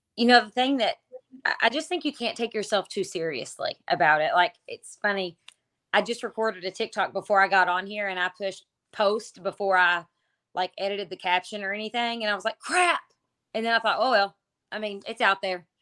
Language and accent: English; Kentucky, United States; I'm from Kentucky